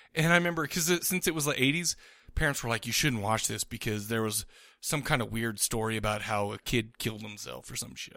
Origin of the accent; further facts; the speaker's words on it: Farmington, Utah, United States; I grew up in Farmington